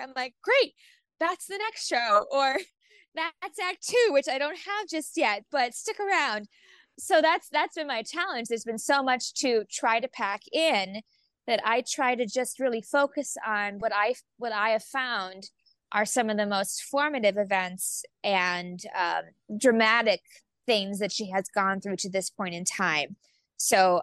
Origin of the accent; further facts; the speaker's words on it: Youngstown, Ohio, United States; my hometown theater, the Youngstown Playhouse in Ohio